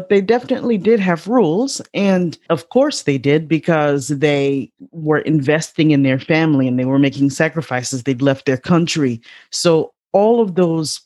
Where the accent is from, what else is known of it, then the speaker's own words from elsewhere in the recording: Chicago, Illinois, United States; I grew up on the south side of Chicago